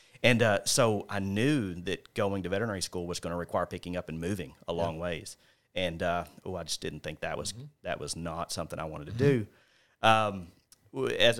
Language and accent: English; Paragould, Arkansas, United States; Green County Tech, born and raised in Paragould.